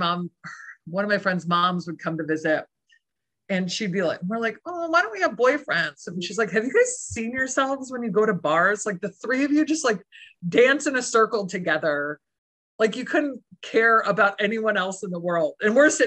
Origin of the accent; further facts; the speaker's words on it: Michigan, United States; also born or lived in Boston; I'm from Michigan originally